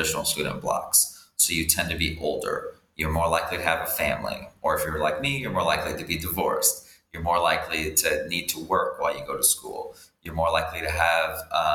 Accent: rural Iowa, United States; moved away as an adult; also born or lived in Thailand; now in Dominican Republic; I grew up in Iowa, in rural Iowa

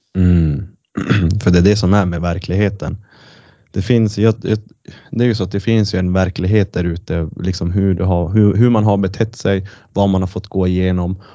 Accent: Kiruna, Norrbotten County, Sweden; now in Luleå, Sweden; jag är ju från Kiruna

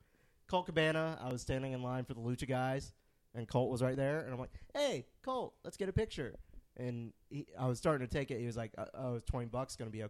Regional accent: Spartanburg, South Carolina, United States; we're from Spartanburg.

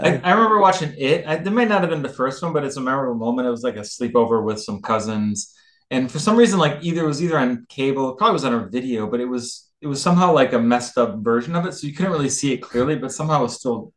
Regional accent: Chicago, Illinois, United States; now in Michigan, United States; I grew up in Chicago

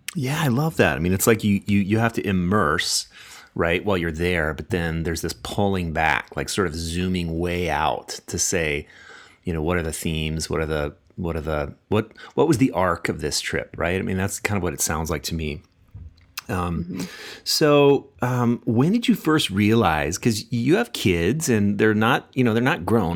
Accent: United States; growing up in America

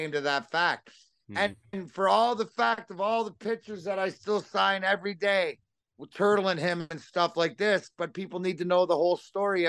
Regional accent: Leamington, Ontario, Canada; I'm from Leamington

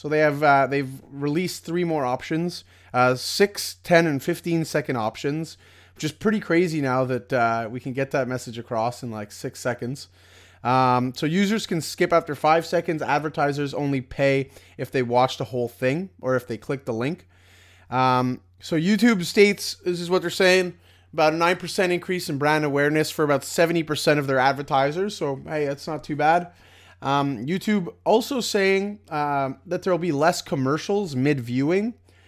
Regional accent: Sweden; English is a second language; We are from Sweden.

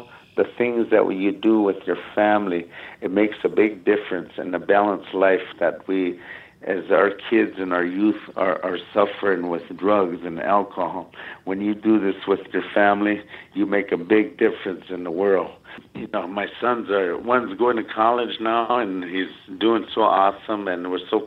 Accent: United States; grew up in a tough reservation

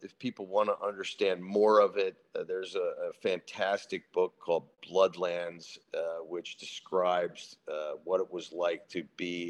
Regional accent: United States; I'm an American veteran

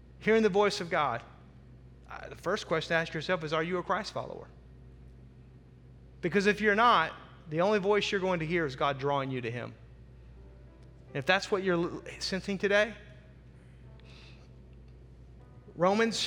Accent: the South, United States; I'm a kid from the South.

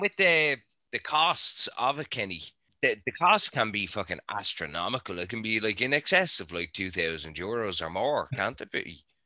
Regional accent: Ireland; I'm the Irish contingent of our little show

